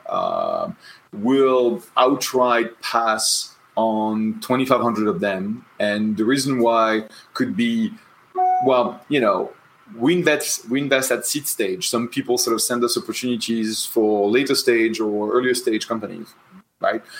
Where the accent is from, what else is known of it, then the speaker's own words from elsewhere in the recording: Tours, Centre-Val de Loire, France; moved away; I was born in the Loire Valley in Tours